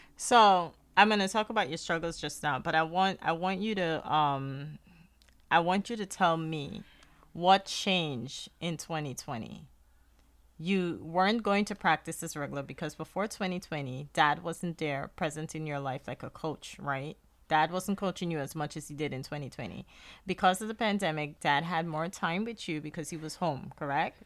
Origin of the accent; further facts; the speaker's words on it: Guyana; accent: Guyanese; now in United States; my, my Guyanese accent